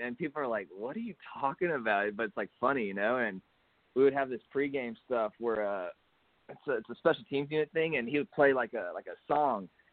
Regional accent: Hutto, Texas, United States; a little school over here in my hometown of Hutto, Texas

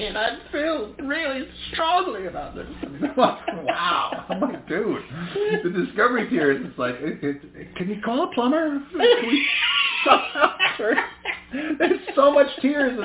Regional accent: Northwest, United States; also born or lived in New York; I'm from here

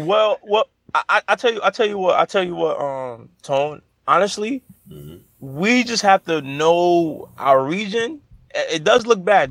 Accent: New York City, New York, United States; I'm from New Orleans, man. I'm from Brooklyn

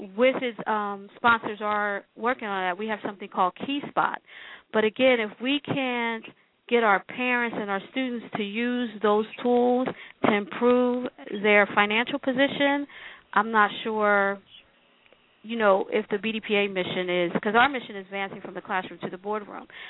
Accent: Philadelphia, Pennsylvania, United States; But I was born in Philadelphia, I'm West Philly, born and raised

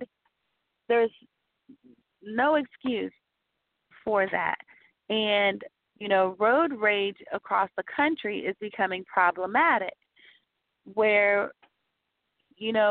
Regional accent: the South, United States; I am from the South, and I do have family from New Orleans.

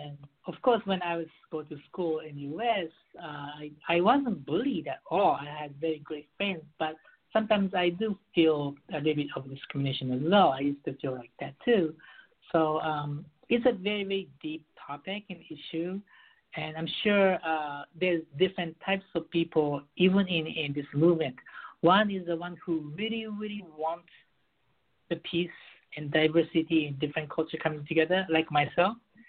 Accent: Beirut, Beirut Governorate, Lebanon; also born or lived in Japan / United States; I was raised in Beirut, and I lived in Japan. I lived in the U.S. for 10 years.

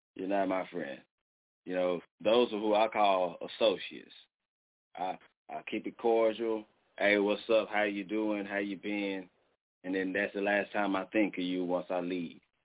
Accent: Dallas, Texas, United States; now in Muskogee, United States; I'm from Dallas, and I moved to fucking Muskogee, Oklahoma

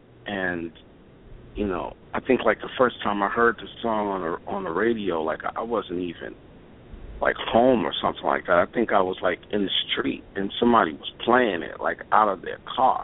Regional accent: Brooklyn, New York, United States; I'm from Brooklyn.

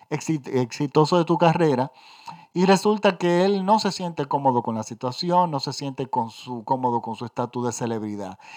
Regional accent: Dominican Republic; Yo soy dominicano, y yo tengo un tío que se fue en el año 52 o 53 aproximadamente de la República Dominicana

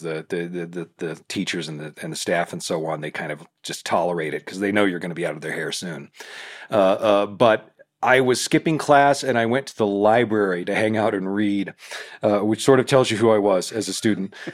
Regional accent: Independence, Missouri, United States; Independence, which is my hometown, Independence, Missouri.

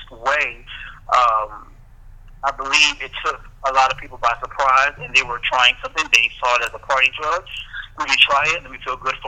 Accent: Houston, Texas, United States; moved away; I'm originally from Houston, Texas

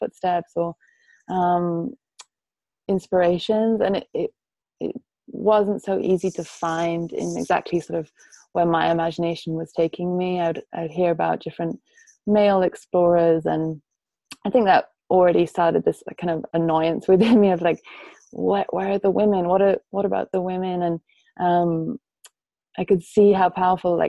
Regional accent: Wales, United Kingdom; also born or lived in Germany / Paris, France; I spent most of my life growing up in Wales, which is a Celtic country.

